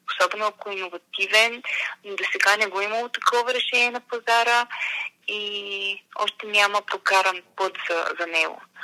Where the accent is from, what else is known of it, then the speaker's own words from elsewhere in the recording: Montana, Montana Province, Bulgaria; аз съм от Монтана един прекрасен малък град